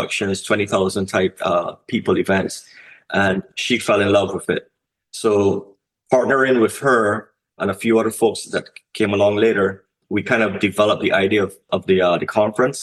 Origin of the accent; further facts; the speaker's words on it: Barbados; now in North America; I'm from the Caribbean region. I'm from Barbados.